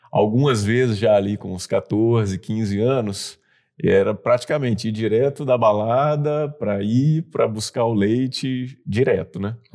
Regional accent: Bahia, Brazil; É um sotaque bem menos carregado, mas quem é de Salvador, por exemplo, percebe que eu, que eu tenho esse sotaque.

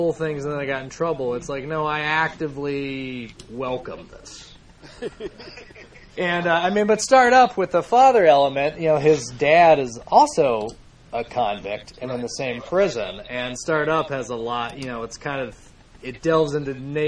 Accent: United States; as an American

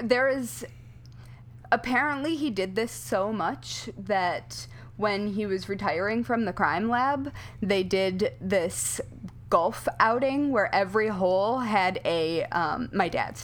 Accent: Southwest Michigan, United States; accent: Midwestern; moved away; I'm from Southwest Michigan, so we're solidly in the strong accent area

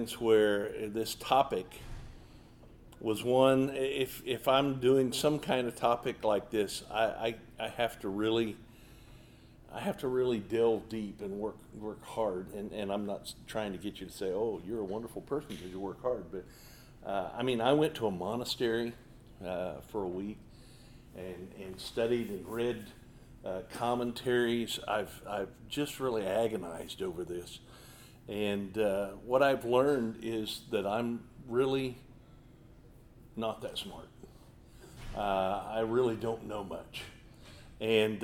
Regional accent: Omaha, Nebraska, United States; I'm from Omaha, Nebraska

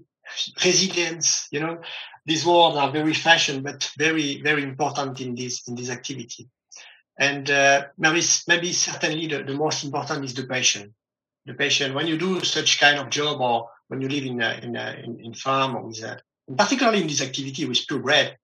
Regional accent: close to Millau, Occitania, France; I grew up on the countryside of South of France, mm-hmm. in a farm

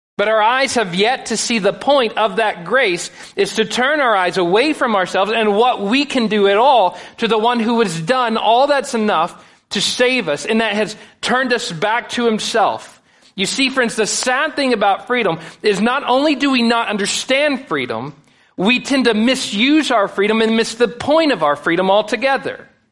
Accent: United States; we as American Christians

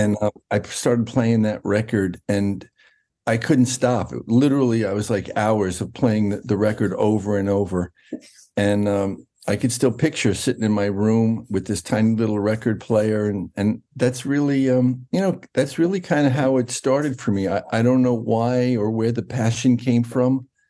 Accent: New York, United States; I was raised in New York, in Westchester County, north of Manhattan, about an hour north.

